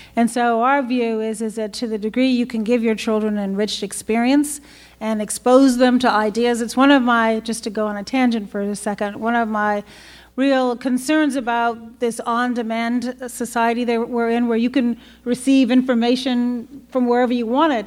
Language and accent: English; Chicago, Illinois, United States; I'm from Chicago